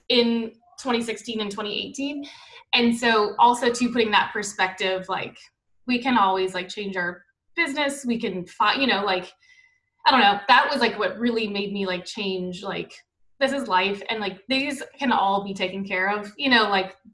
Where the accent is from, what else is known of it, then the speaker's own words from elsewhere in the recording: New Orleans, Louisiana, United States; moved away; we're from New Orleans